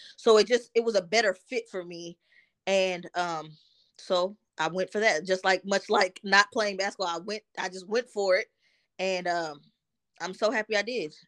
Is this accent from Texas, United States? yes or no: yes; Dallas, Texas, United States; also born or lived in New Jersey; I grew up in Dallas